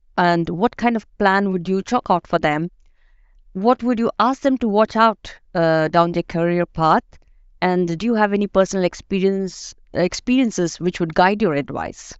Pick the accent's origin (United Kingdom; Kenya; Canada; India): India; moved away as an adult; now in Denmark; I'm from India